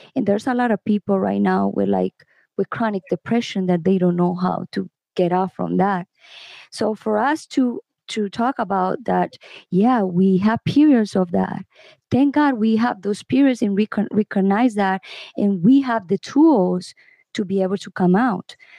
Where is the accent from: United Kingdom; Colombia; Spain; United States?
Colombia; I am from Colombia.